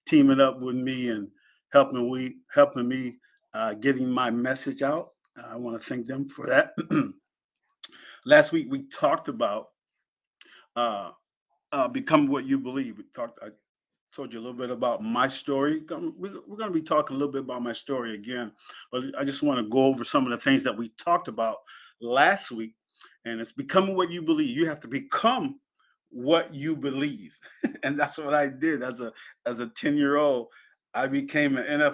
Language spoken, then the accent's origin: English; Penn Yan, New York, United States; moved away; my parents moved us to Pinyin, and I was raised in Pinyin